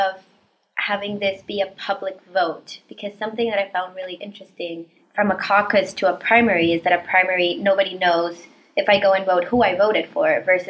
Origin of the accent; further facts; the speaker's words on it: Costa Rica; moved away as an adult; now in United States; I'm originally from Costa Rica